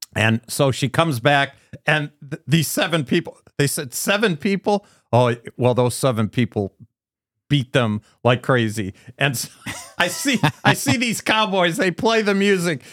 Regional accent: United States; I'm from America

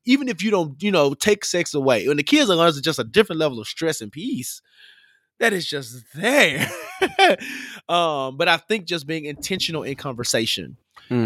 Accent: Memphis, Tennessee, United States; I'm from Memphis, and Memphis is a really big capital city

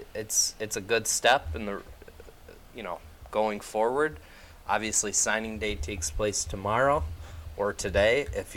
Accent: Syracuse, New York, United States; luckily it is in my hometown.

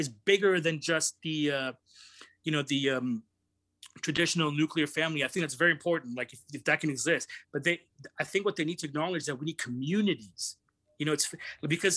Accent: Brampton, Ontario, Canada; I grew up around a lot of Indian people, even though I'm Pakistani, but the community that I live in is a lot of Indian people in this little suburb of Toronto called Brampton that I live

